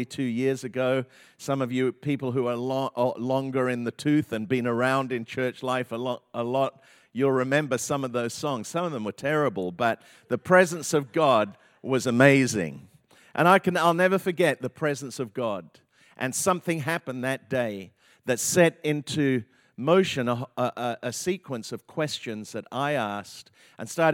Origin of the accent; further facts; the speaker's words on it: England, United Kingdom; moved away; I grew up in England in a very kind of, you know, Anglican, conservative church